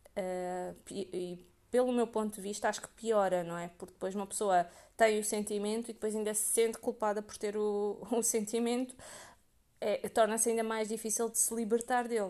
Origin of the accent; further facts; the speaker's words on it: Portugal; eu nasci em Portugal